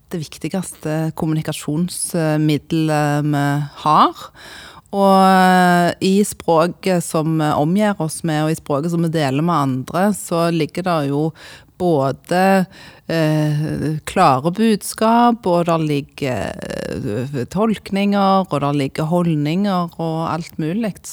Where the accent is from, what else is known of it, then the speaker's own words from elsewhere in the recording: Sandnes, Rogaland, Norway; accent: Sandnes dialect; now in Eastern Norway; jeg eh, holder på Sandnes-dialekten min, selv om jeg har bodd eh, faktisk størstedelen av livet mitt eh, etter hvert på, på Østlandet